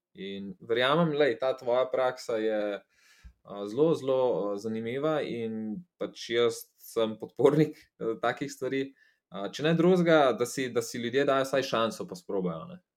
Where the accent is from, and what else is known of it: Slovenia